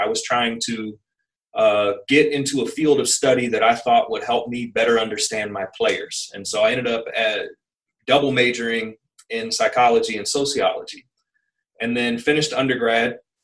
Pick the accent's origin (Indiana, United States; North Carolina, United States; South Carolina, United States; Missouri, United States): Missouri, United States; Kansas City; moved away; I'm from Kansas City, Missouri, which is um, you know a, a, medium to large city